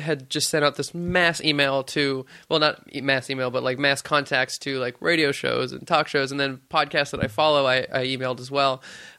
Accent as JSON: {"language": "English", "town": "Stockton", "region": "California", "country": "United States", "tie": "born or raised there", "said": "Yeah, I grew up in beautiful suburbia in small Stockton. And I was raised there for 19 years and then moved away."}